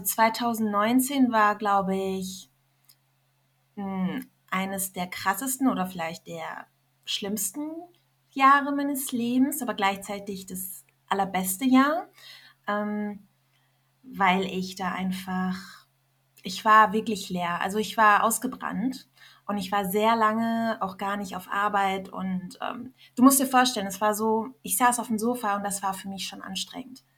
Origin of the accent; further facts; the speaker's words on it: Germany; also born or lived in Iran / Berlin; ich bin als äh, kleines Kind nach Deutschland gekommen mit meinen Eltern und ähm, ja, bin hier aufgewachsen, habe in Deutschland meine Heimat gefunden